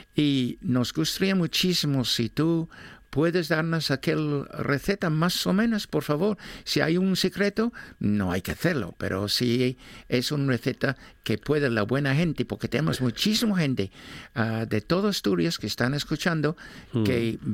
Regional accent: England, United Kingdom; Spanish is a second language; now in Oviedo, Spain; soy inglés

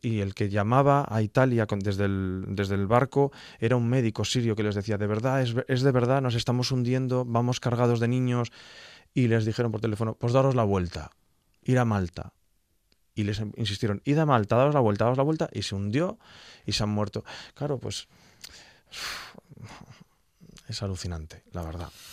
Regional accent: Gijón, Asturias, Spain; soy de Gijón

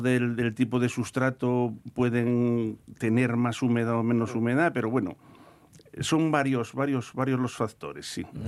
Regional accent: Asturias, Spain; Aquí en el Principado

